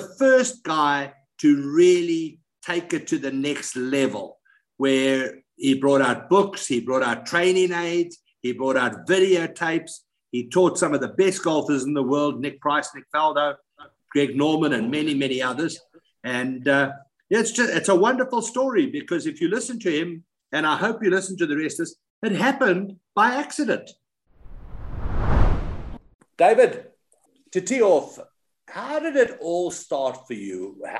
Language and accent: English; Harare, Zimbabwe; As a youngster growing up in Harare, I first met him when I was playing on the tour